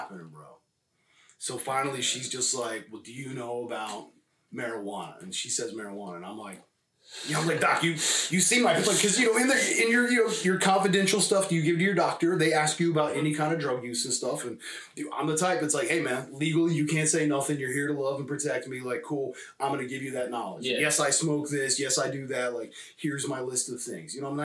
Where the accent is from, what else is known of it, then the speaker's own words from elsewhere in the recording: California, United States; also born or lived in Spain / Los Angeles; I was raised born in Spain and raised in, you know, California